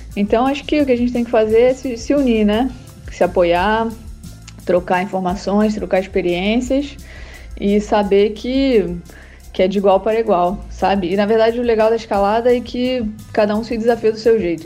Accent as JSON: {"language": "Portuguese", "region": "Rio de Janeiro", "country": "Brazil", "moved": "as an adult", "lives_now": "Arco, Italy", "said": "sou do Rio de Janeiro, mas atualmente moro na Itália, em Arco"}